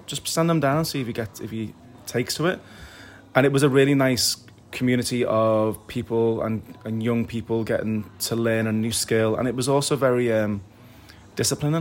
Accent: Liverpool, North West England, United Kingdom; also born or lived in London; she came back to Liverpool to the family, where I was raised in Norris Green

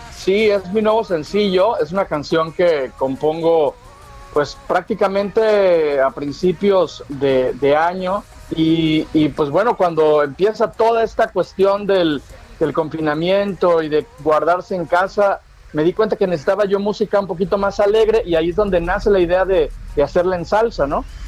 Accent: Veracruz, Mexico; Yo soy veracruzano, soy jarocho

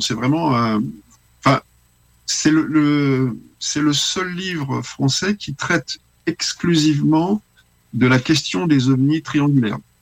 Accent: Paris, Île-de-France, France; moved away as an adult; now in Lyon, France; je suis lyonnais d'adoption parce que j'habitais à Paris jusqu'à l'âge de 19 ans

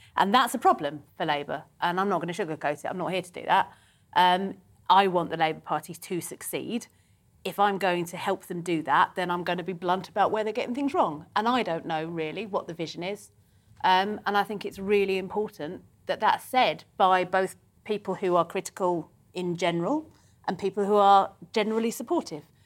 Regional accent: London, United Kingdom; I'm a Londoner. I was born here

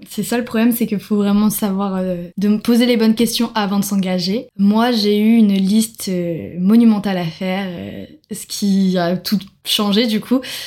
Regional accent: France; moved away as an adult; now in Sydney, Australia; on est français

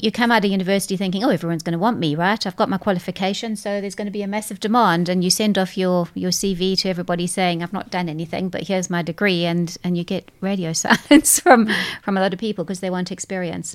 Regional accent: South Africa; moved away; whilst I come from South Africa, my parents are British, so I'm a English South African person

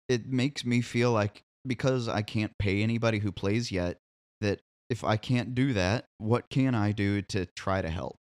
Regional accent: Columbia, Missouri, United States; moved away as an adult; now in Nashville, United States; I grew up in Columbia, Missouri

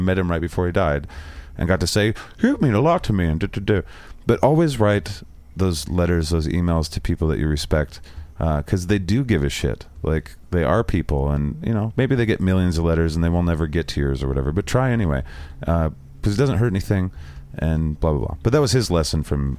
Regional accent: the Northwest, Pacific Northwest, United States; I grew up in the Northwest

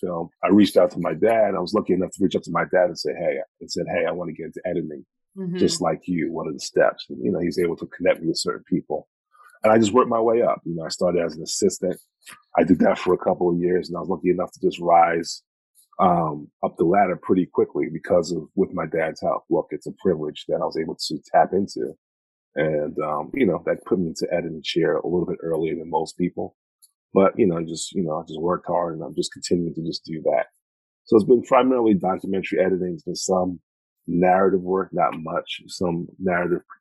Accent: Mount Vernon, New York, United States; born and raised in Mount Vernon, New York.

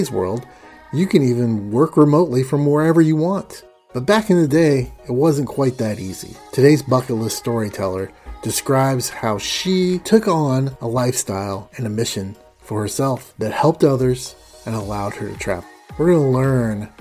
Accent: Indiana, United States; We did venture to Florida from Indiana

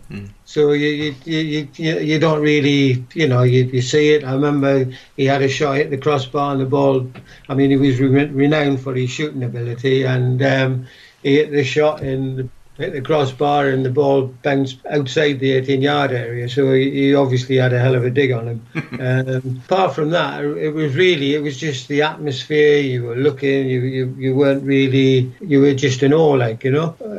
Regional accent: Newcastle, North East England, United Kingdom; Same as anywhere else, I suppose. We lived in a council house.

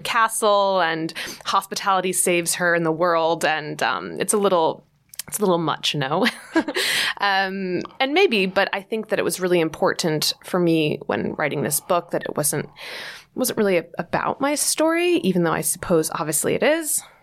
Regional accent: New Jersey, United States; moved away as an adult; now in New York City, United States; growing up in New Jersey, of course, I always pined for the big city across the river.

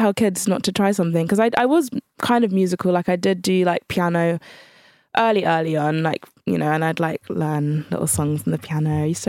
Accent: Channel Islands, United Kingdom; because I was from the Channel Islands, which is a very white area.

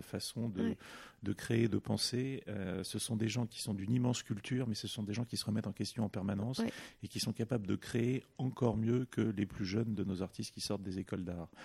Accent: Paris, Île-de-France, France; j'ai grandi euh, d'abord en périphérie de Paris. Euh, et puis j'ai eu la chance, euh, j'ai eu la chance de grandir à partir de l'âge de 10 ans, euh, non loin du musée Zetkin, dans le, centre de Paris

